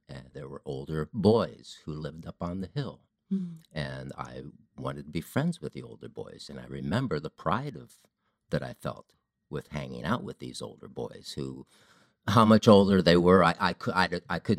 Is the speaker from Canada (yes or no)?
no; Ohio, United States; I grew up in Ohio.